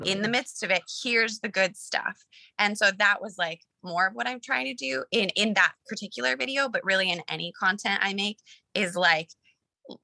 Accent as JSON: {"language": "English", "region": "Colorado", "country": "United States", "also_born_or_lived": "Los Angeles", "moved": "as an adult", "said": "I'm from Colorado. We met in LA. We both moved there after high school"}